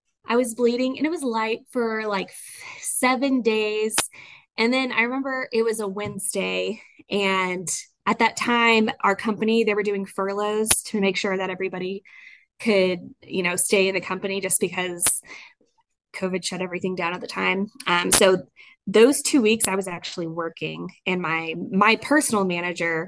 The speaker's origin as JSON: {"language": "English", "town": "Houston", "region": "Texas", "country": "United States", "lives_now": "Midland, United States", "said": "I'm originally from Houston."}